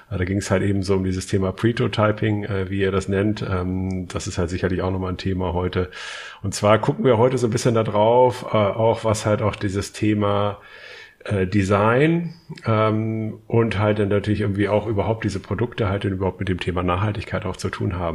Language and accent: German; Hamburg, Germany; Und so ein paar Sachen äh, kennen wir natürlich als Hamburger äh, von Arne.